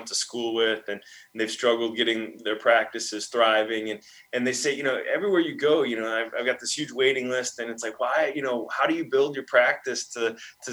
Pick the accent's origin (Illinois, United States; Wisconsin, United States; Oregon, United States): Wisconsin, United States; Milwaukee; moved away; my hometown, Milwaukee